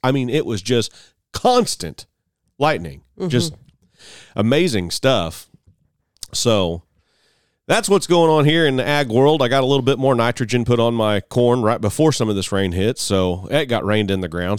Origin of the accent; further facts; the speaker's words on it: Mount Carmel, Illinois, United States; my hometown of Mount Carmel, Illinois